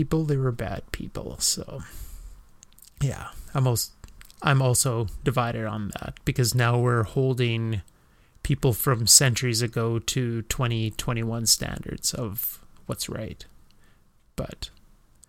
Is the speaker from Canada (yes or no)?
yes; Western Canada, Canada; I'm from the West